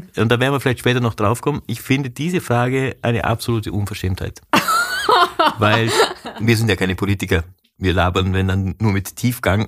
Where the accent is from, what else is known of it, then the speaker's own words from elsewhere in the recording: Vorarlberg, Austria; ich komme aus Vorarlberg